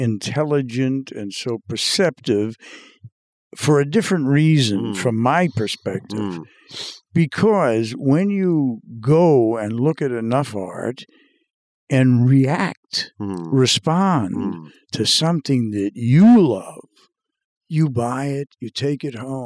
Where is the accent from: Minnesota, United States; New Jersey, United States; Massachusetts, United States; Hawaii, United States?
Massachusetts, United States; Revere; And it happens that I grew up in Revere, Massachusetts.